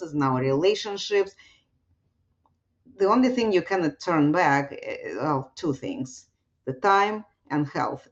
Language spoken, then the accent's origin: English; Russia; moved away; I was growing up in Russia